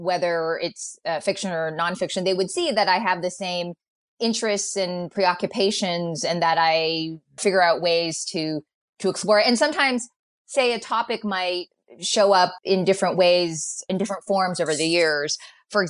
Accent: United States; I'm the American-born daughter of Chinese immigrants

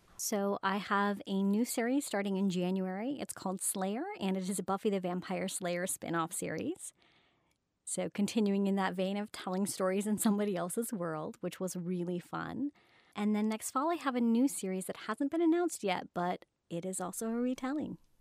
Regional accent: Highland, Utah, United States; I was brought up in Highland, Utah. It's kind of like a suburb of Salt Lake.

